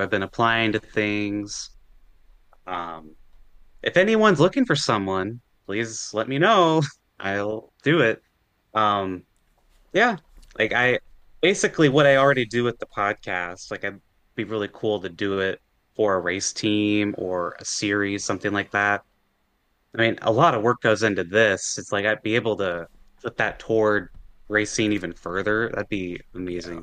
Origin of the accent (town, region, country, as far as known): United States